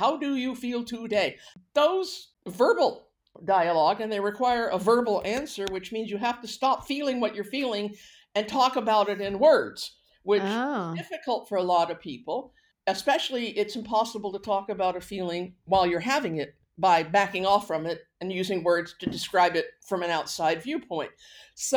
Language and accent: English; Houston, Texas, United States; accent: Texan; moved away as an adult; also born or lived in Vancouver, Canada; now in Canada; I grew up in Houston, Texas